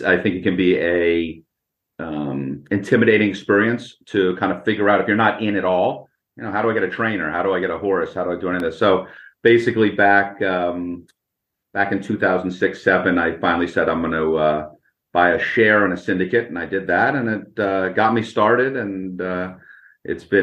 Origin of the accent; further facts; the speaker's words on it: Boston, Massachusetts, United States; I grew up in Boston